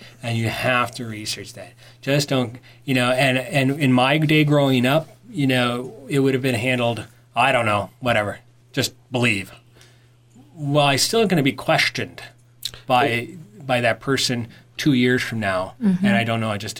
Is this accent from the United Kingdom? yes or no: no; Ireland; I usually do that. I'm Irish, for crying out loud.